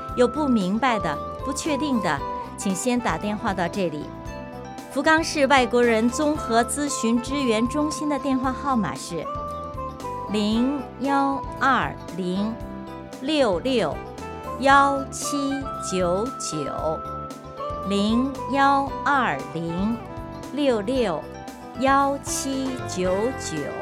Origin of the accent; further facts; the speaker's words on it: Beijing, China; moved away as an adult; now in Fukuoka, Japan; 来自北京，和徐多朋友一样，我来日本，也是在一个樱花盛开的美丽的春天。一来就直奔福冈，然后就没动过